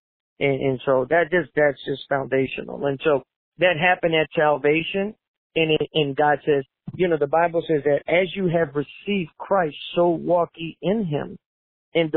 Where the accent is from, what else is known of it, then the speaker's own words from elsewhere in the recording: New Orleans, Louisiana, United States; also born or lived in Puerto Rico; I was born in 1970 in Puerto Rico, and then, well, we moved back to New Orleans, so I was raised there